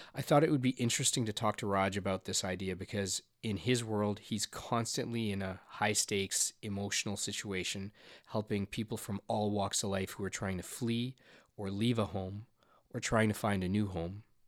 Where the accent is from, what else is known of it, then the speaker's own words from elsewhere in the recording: Canada; I was from Canada